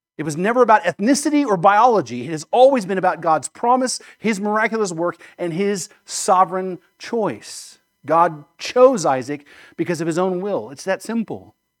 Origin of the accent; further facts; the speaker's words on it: United States; I'm an American and I love being an American